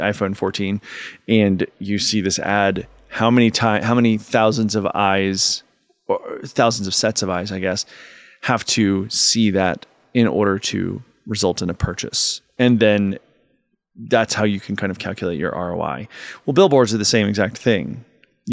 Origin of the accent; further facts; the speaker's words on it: Southeastern Virginia, United States; I'm from Southeastern Virginia